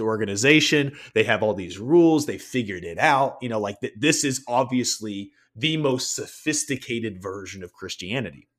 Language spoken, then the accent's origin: English; the South, United States; moved away as an adult; also born or lived in Denver; where I grew up in the South